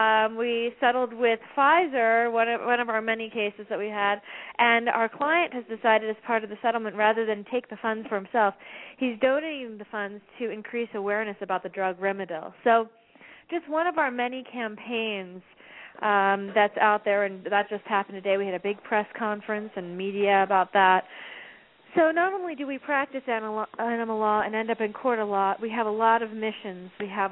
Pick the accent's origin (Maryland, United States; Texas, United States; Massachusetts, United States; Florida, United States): Maryland, United States; I'm from Maryland